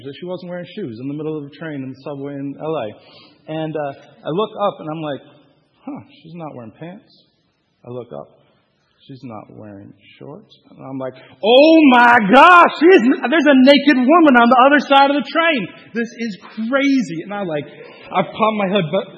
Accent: California, United States; moved away as an adult; now in Detroit, United States; I'm from California originally.

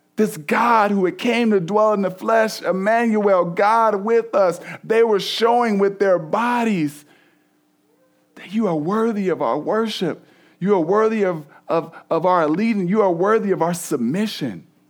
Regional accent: East Cleveland, Ohio, United States; I'm from East Cleveland originally, all, like, all black hood

